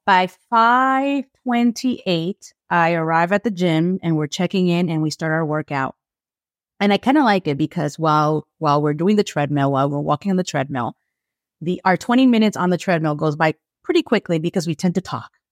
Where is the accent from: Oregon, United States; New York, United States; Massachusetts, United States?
New York, United States; I'm from New York